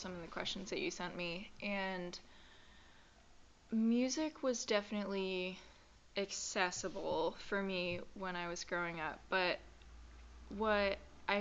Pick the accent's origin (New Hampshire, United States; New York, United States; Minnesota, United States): New Hampshire, United States; Manchester; moved away; also born or lived in Boston; I hail from Manchester, New Hampshire, where I grew up